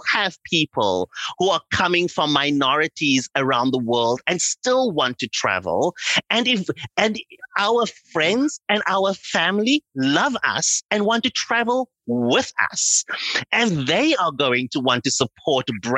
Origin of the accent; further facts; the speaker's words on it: Cape Town, Western Cape, South Africa; moved away as an adult; also born or lived in London, United Kingdom; now in Los Angeles, United States; I grew up in South Africa during apartheid